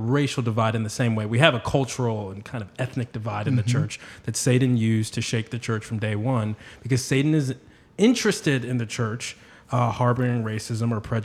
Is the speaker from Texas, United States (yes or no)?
no; Washington, District of Columbia, United States; also born or lived in Brazil / North Carolina; Born and raised in Washington, D.C. Lived there my whole life, except for a little stint overseas in Brazil, and then down in North Carolina, where college was.